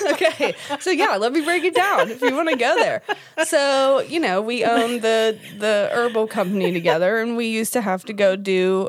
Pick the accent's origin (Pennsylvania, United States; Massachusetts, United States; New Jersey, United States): Pennsylvania, United States; Pittsburgh; We're from Pittsburgh